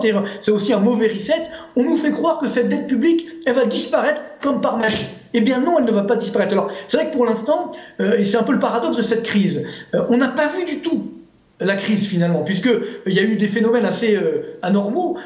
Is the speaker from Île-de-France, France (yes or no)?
yes; Orly, Île-de-France, France; HLM d'Orly